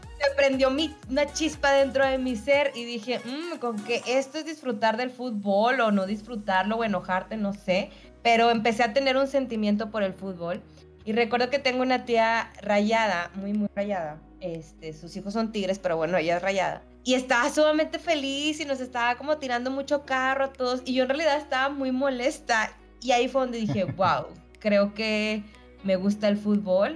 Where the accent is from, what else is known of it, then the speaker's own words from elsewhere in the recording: Monterrey, Nuevo León, Mexico; soy regia